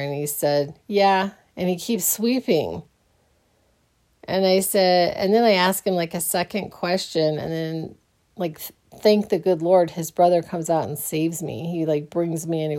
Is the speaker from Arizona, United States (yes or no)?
yes; Phoenix, Arizona, United States; I grew up in the West Side of Phoenix